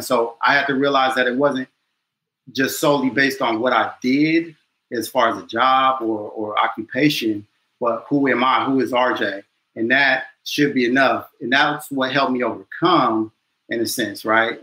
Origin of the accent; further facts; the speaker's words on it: Chino, California, United States; moved away as an adult; also born or lived in Inglewood, California / Utah; now in Washington, D.C., United States; I'm originally from California, Southern California, LA. Born in Inglewood, and then um, I've been fortunate and blessed to move um, outside to Chino, California.